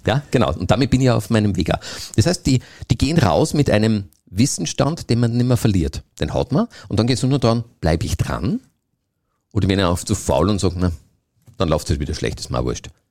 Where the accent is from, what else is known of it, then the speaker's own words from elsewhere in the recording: Austria; bei uns in Österreich